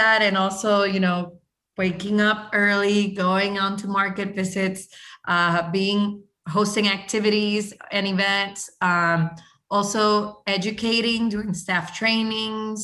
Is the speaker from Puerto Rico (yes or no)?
yes; Puerto Rico; I'm from Puerto Rico